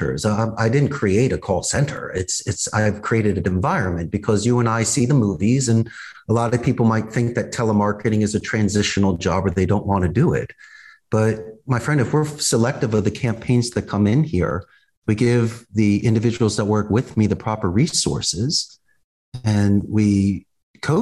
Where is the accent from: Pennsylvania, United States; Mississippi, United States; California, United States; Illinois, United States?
Pennsylvania, United States; Philadelphia; moved away as an adult; now in Costa Rica; I'm originally from Northeast Philadelphia, and when I graduated back in 1991, Abington High School